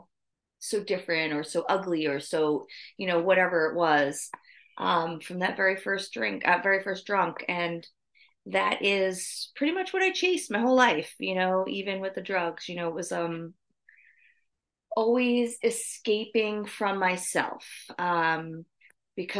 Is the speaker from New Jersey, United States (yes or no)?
yes; New Jersey, United States; moved away as an adult; also born or lived in South Carolina; I grew up in New Jersey.